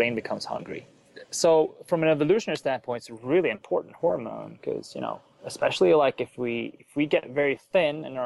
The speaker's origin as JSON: {"language": "English", "country": "Sweden", "moved": "as an adult", "lives_now": "United States", "said": "I'm originally from Sweden. I moved to the U.S. to do science"}